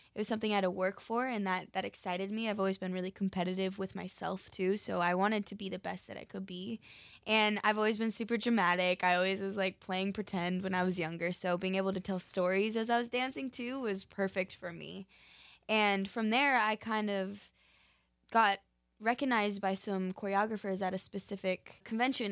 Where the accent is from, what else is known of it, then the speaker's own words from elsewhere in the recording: Park City, Utah, United States; now in Los Angeles, United States; I'm originally from Park City, Utah